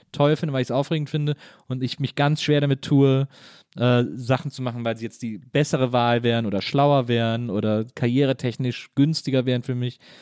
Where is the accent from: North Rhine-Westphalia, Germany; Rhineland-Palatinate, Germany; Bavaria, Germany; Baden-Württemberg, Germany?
North Rhine-Westphalia, Germany; Cologne; bin ich eben im Rheinland aufgewachsen